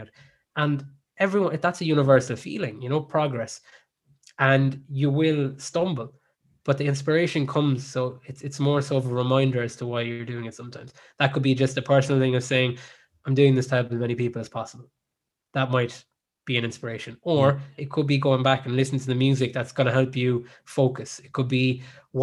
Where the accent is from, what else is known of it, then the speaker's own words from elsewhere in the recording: Ireland; also born or lived in South Africa; I spent most of my life in Ireland and growing up in Ireland